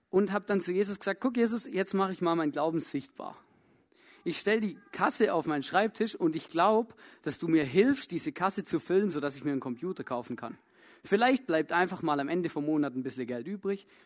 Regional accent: Germany; moved away; ich komme ja ursprünglich aus Deutschland, vielleicht hört das auch.

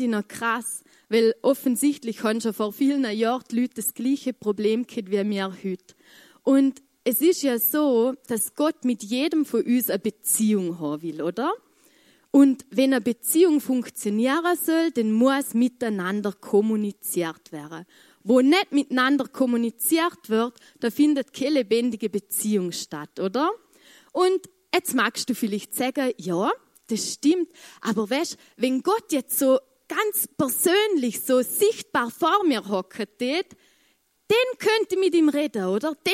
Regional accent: Vorarlberg, Austria; ich, ich komme aus dem Muntafu und da redet man kein Englisch.

